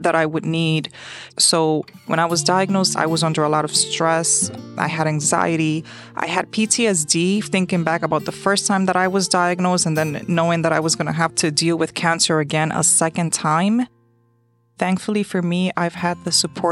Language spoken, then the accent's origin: English; New York City, New York, United States; I was born and raised in New York City